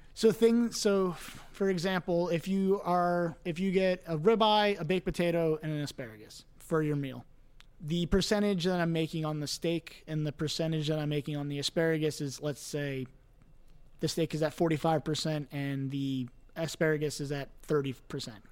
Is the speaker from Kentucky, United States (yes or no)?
no; Cooper City, Florida, United States; moved away as an adult; also born or lived in Fort Lauderdale, Florida / New York; grew up in Cooper City